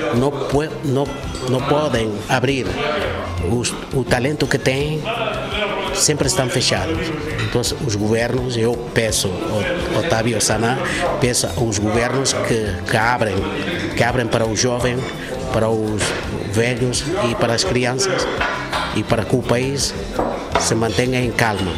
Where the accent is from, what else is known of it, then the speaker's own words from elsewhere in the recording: Empada, Quinara, Guinea-Bissau; first language Biafada; Portuguese is a second language; moved away as an adult; also born or lived in Senegal / Mauritania / Las Palmas; now in Barcelona, Spain; nasci em Pada, região de Quinara, e sou de, de minha Biafada e canto em Biafada